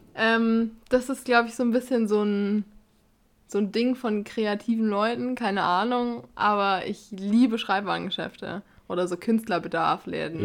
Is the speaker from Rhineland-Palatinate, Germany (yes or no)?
no; Bavaria, Germany; bei uns in Bayern